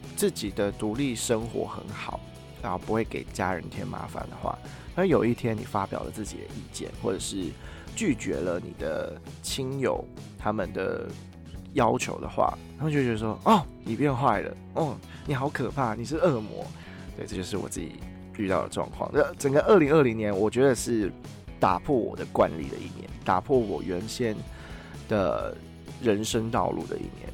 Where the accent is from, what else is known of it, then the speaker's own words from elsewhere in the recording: Taiwan; moved away as an adult; also born or lived in China; 像我自己在中国读书的时候，我的。呃，我的讲话方式跟我表达出来自我的样子是跟我在台湾完全不一样的。